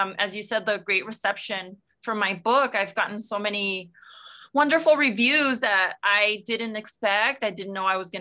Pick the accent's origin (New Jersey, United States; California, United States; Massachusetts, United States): California, United States; South El Monte; I grew up in El Monte, in South El Monte, in the San Gabriel Valley in Los Angeles County